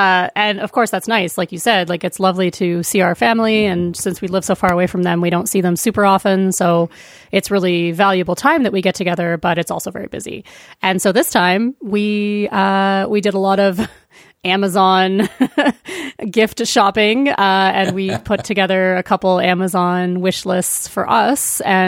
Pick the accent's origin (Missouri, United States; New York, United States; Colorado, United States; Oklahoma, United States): Colorado, United States; also born or lived in Vancouver, Canada; now in Edmonton, Canada; Colorado, where I grew up mostly